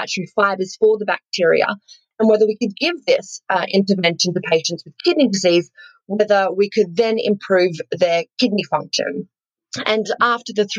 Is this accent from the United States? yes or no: no; Australia; accent: bogan; I grew up on a farm, actually. So I'm sure some of the listeners have picked up. I am Australian. My slightly bogan accent there